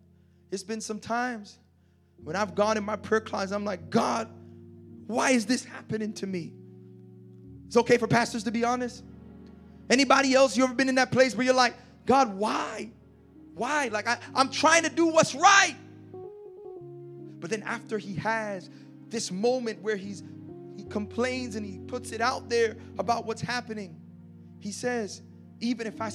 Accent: Toronto, Ontario, Canada; I'm from Malvern, fam

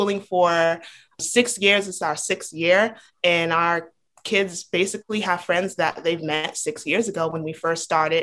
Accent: Rhode Island, United States; now in Georgia, United States; I grew up in Rhode Island.

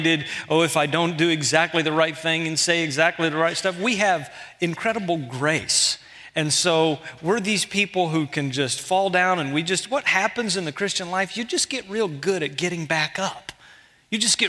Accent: Houston, Texas, United States; moved away; I'm from Houston

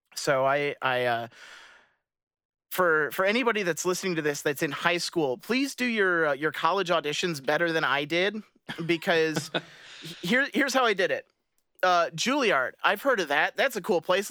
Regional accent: Michigan, United States; I grew up in Michigan

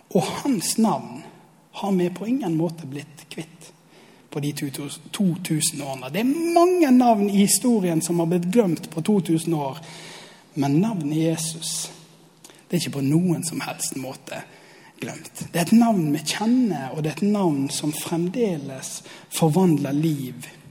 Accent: Osterøy, Vestland, Norway; jeg kommer fra Osterøy.

